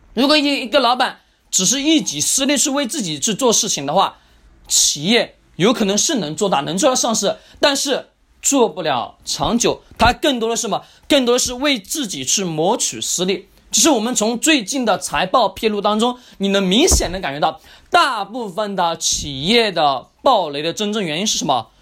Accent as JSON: {"language": "Chinese", "country": "China", "said": "我们中国人的一个特性"}